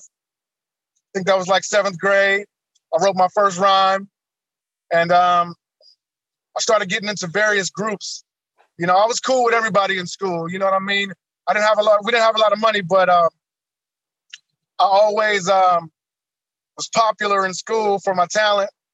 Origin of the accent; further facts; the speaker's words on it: Kansas City, Missouri, United States; I grew up here in Kansas City, Missouri, Wayne Minor Projects